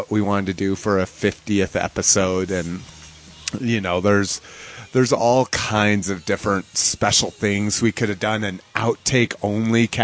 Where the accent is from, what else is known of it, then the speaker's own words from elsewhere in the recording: Albuquerque, New Mexico, United States; I was raised in New Mexico. I was mostly brought up in Albuquerque, New Mexico